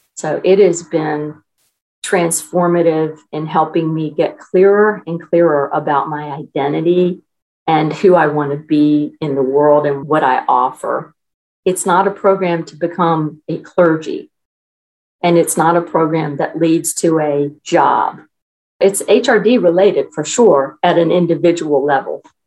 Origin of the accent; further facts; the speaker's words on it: Newport News, Virginia, United States; I was born and raised in Newport News, Virginia, which is part of the Virginia Peninsula.